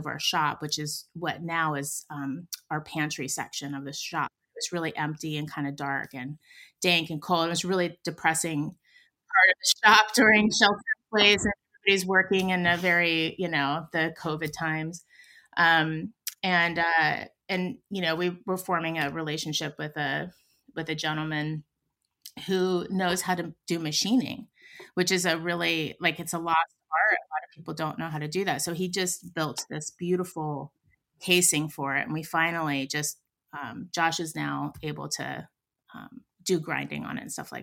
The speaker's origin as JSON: {"language": "English", "town": "Pittsburgh", "region": "Pennsylvania", "country": "United States", "moved": "yes", "lives_now": "San Francisco, United States"}